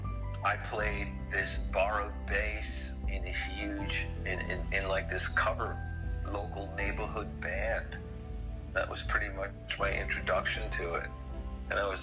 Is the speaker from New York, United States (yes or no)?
yes; Long Island, New York, United States; also born or lived in Brooklyn, New York / Queens, New York; I was born in Brooklyn, and I did some growing up in Queens, and then the family all moved us out to Long Island when I was a kid, and I went into public school